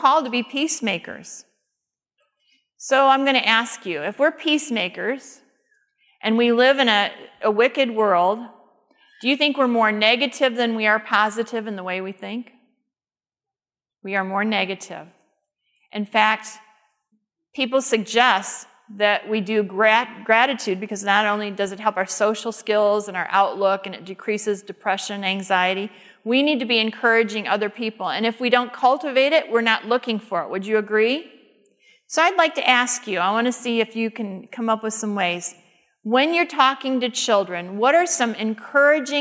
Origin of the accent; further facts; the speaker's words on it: Detroit, Michigan, United States; where I grew up in the Detroit area